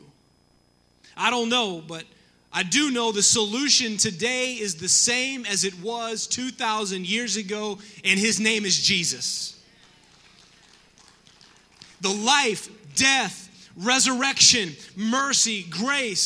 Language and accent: English; the South, United States; I grew up in the South